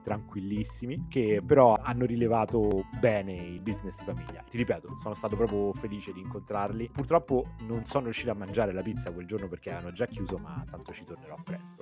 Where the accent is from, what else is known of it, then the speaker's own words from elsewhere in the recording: Rome, Lazio, Italy; da romano